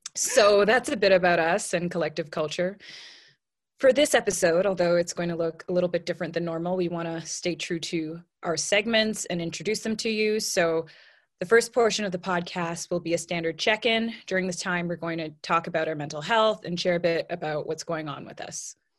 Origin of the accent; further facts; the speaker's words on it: Toronto, Ontario, Canada; also born or lived in Los Angeles / London; I was born and raised in Toronto, but right now I find myself living in a few different places